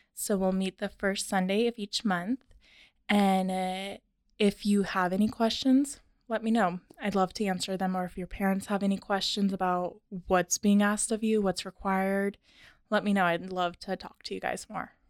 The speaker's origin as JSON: {"language": "English", "town": "Tacoma", "region": "Washington", "country": "United States", "tie": "born or raised there", "also_born_or_lived": "Arizona / Nebraska", "said": "I was born and raised in Tacoma, went to Stadium High School"}